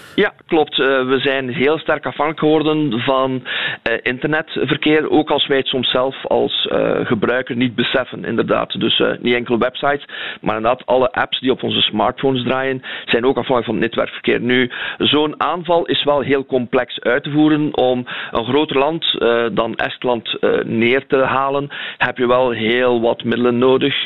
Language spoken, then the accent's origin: Dutch; Belgium; wij eh, als België